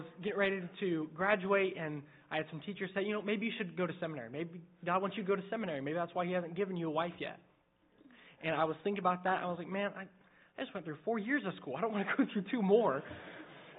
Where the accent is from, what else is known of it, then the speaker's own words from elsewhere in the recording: Indiana, United States; I grew up in Indiana